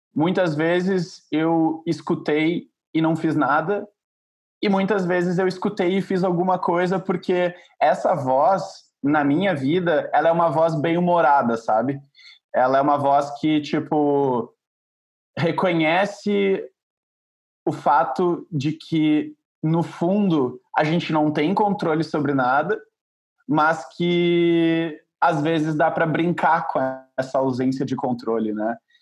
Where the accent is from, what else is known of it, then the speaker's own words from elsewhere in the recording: Porto Alegre, Rio Grande do Sul, Brazil; moved away as an adult; also born or lived in Santa Maria, Rio Grande do Sul; now in São Paulo, Brazil; eu sou de Porto Alegre, na verdade eu cresci em Porto Alegre, mas eu uh, não nasci lá